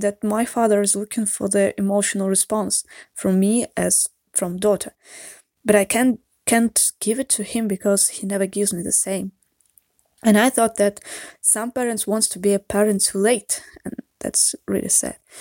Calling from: Saint Petersburg, Russia; English is a second language; I'm calling you from Saint Petersburg, Russia. Uh, sorry for my accent or mistakes in grammar and vocabulary. English is not my mother tongue.

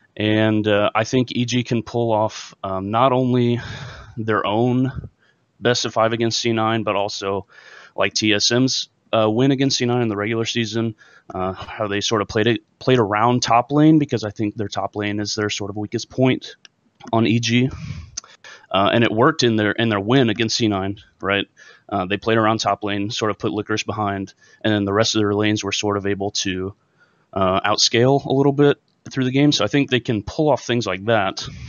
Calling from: Anderson, Indiana, United States; I'm calling from Anderson, Indiana.

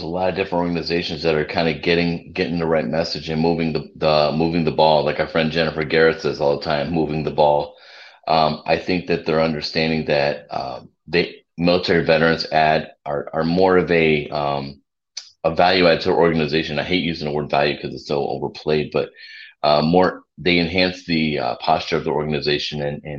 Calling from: Cabo San Lucas, Baja California Sur, Mexico; I'm a little south of you. If you wave, if you turn south and wave from Texas, you can probably see me. I'm down in Cabo San Lucas.

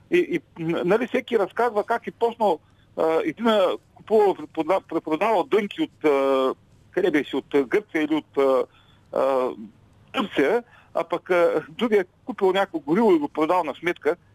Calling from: Ruse, Ruse Province, Bulgaria; от Русе.

